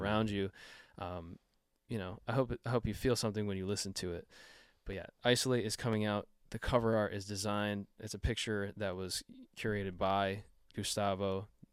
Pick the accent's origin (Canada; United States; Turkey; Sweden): Canada; I'm, I'm Canadian